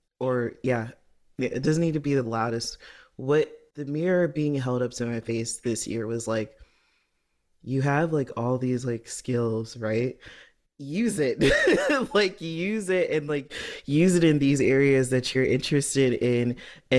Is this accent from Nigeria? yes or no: yes; Nigeria; coming from the privilege of being, like, being Nigerian and having, grown up and, like, had these, like, accesses to different opportunities, right?